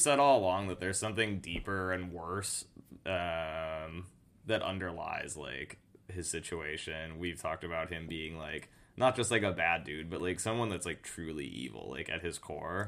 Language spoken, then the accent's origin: English; Oregon, United States; Filmed in my home state